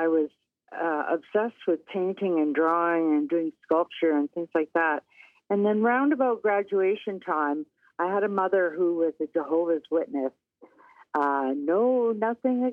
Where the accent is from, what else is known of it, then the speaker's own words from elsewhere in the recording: Windsor, Ontario, Canada; I grew up in Windsor, Ontario, of all places